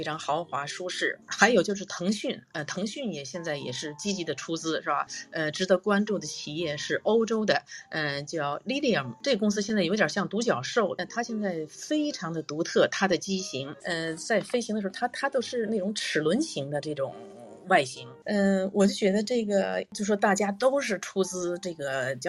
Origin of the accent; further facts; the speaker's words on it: Tianjin, China; now in Tokyo, Japan; 啊，我我这呃，我是天津人，